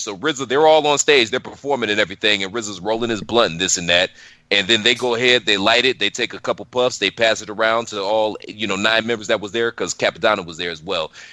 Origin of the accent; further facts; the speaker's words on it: Cleveland, Ohio, United States; moved away; I'm originally from Cleveland, so we're downtown Cleveland.